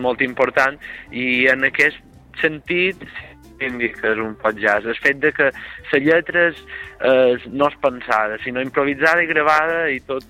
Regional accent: Serra de Tramuntana village, Mallorca, Balearic Islands, Spain; som d'un poble en estat de tramuntana que és Mascari

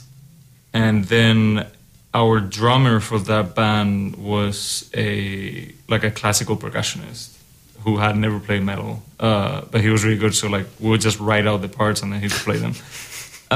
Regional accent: Spain; moved away as an adult; also born or lived in Germany; now in Iowa City, United States; I'm from Spain.

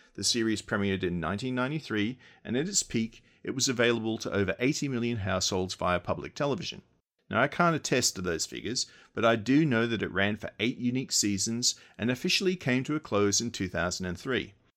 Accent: Australia; moved away; I grew up in Australia

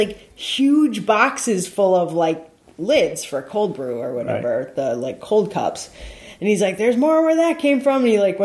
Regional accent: United States; I'm an American.

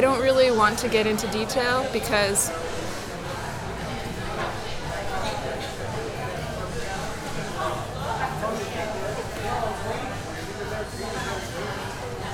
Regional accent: New York City, New York, United States; I grew up in New York all my life, pretty much. I was born in Hell's Kitchen

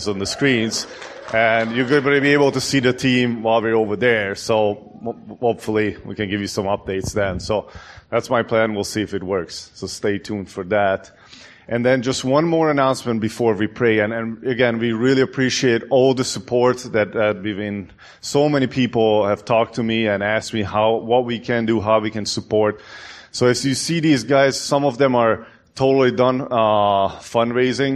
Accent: Hungary; moved away; I'm from Hungary

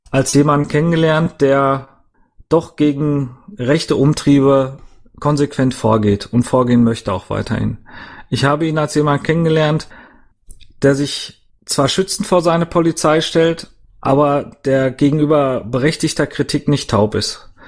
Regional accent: Dortmund, North Rhine-Westphalia, Germany; ich natürlich auch hier in, äh, in Dortmund, ich komme ja aus Dortmund

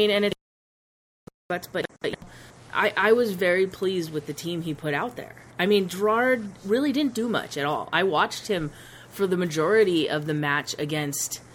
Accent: United States; as an American

